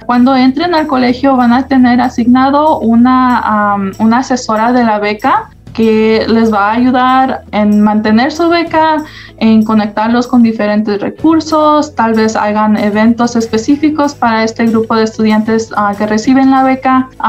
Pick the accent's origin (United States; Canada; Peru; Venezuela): United States; Las Vegas, Nevada; also born or lived in Mexico; Aquí en el, estado, en estado de Nevada fue en donde me crié, fue nacida en México y entonces ah, aquí en Las Vegas yo le llamo mi hogar. Entonces Ah, crecí aquí en Las Vegas